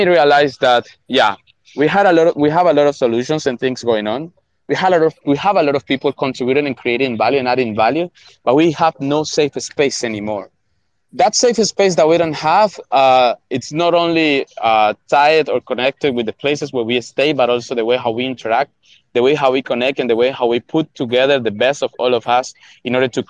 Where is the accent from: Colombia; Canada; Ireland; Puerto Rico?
Colombia; also born or lived in Venezuela; I'm Colombian, 300% Colombian, but I'm a 4 mixed race guy.